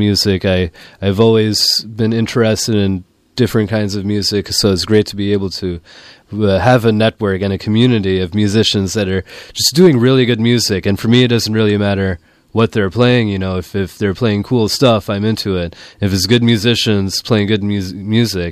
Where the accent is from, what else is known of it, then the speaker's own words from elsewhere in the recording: Sri Lanka; now in San Francisco, United States; I'm from Sri Lanka